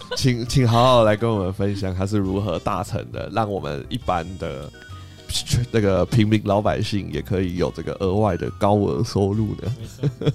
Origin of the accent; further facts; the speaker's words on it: Taiwan; 身为台湾人